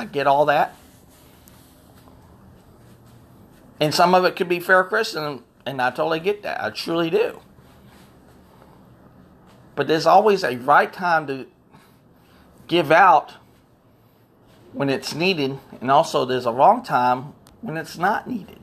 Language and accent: English; Florida, United States; Born and raised in Florida